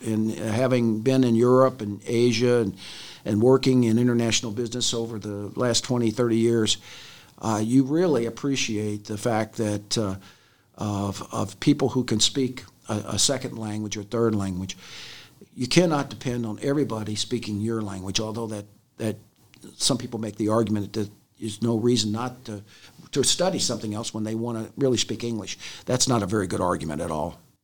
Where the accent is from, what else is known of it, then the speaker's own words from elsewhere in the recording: Louisville, Kentucky, United States; I am from Jefferson County, grew up in, uh, the west end of Louisville